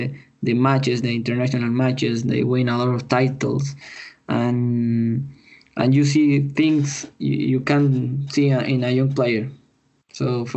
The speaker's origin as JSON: {"language": "English", "country": "Chile", "tie": "born or raised there", "said": "I'm born and raised in Chile."}